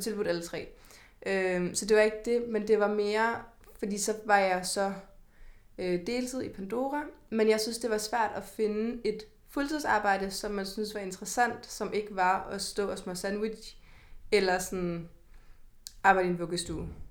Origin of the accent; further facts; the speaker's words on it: Kalundborg, Zealand, Denmark; moved away as an adult; now in Copenhagen, Denmark; jeg flyttede ret hurtigt fra Kalundborg til mm. København